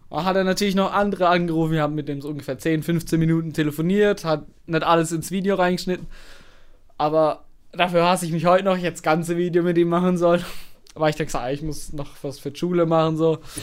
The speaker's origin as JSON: {"language": "German", "town": "Karlsruhe", "region": "Baden-Württemberg", "country": "Germany", "said": "woher ich komme. Habe ich gesagt, ja, nee, Karlsruhe"}